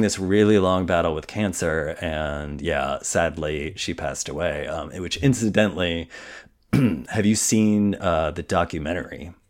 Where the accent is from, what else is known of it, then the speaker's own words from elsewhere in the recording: Indiana, United States; I'm from Indiana